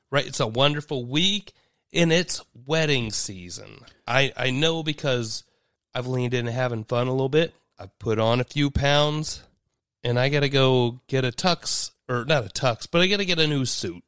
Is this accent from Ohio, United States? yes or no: yes; Dayton, Ohio, United States; I'm from Dayton.